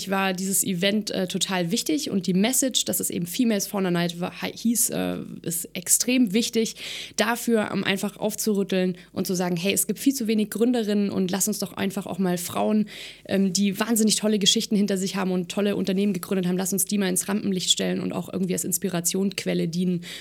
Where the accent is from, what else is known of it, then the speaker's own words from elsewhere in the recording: Baden-Württemberg, Germany; Ich sage natürlich ganz klar momentan Baden-Württemberg. Ähm, ich komme selber hier aus Baden-Württemberg.